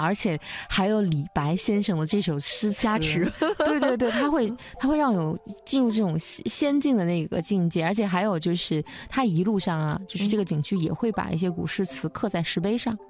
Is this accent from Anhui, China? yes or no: no; Wuhan, Hubei, China; 也是我的老家。